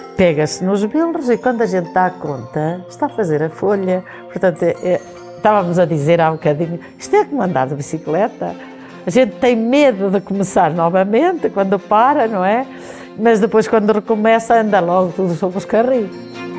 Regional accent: Farminhão, Viseu, Portugal; sou de Farminhão

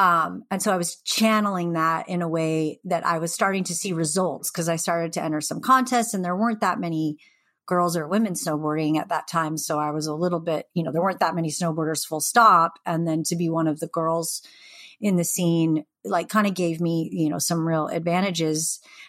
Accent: Pacific Northwest, United States; And then I found skateboarding as kind of an angsty teenager growing up in the Northwest.

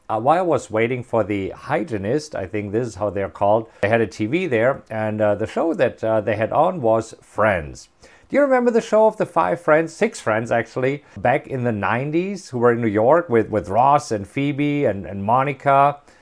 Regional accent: Germany; moved away; I'm German. I grew up in Germany, and growing up in Germany

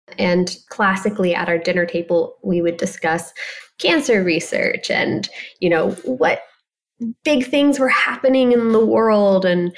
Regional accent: Ohio, United States; a very small girl growing up in Ohio. I tell people I'm Middle Eastern and Midwestern, which makes me chronically nice as well. And, you know, Ohio is just an amazing place to raise a family.

